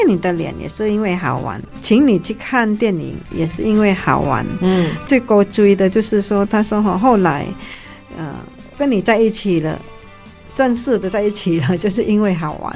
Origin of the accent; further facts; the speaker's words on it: Indonesia; moved away; 我们印尼那边客家人